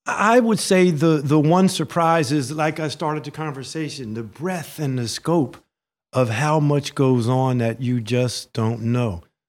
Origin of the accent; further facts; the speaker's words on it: Princeton, New Jersey, United States; I was raised here in the Witherspoon-Jackson neighborhood on Birch Avenue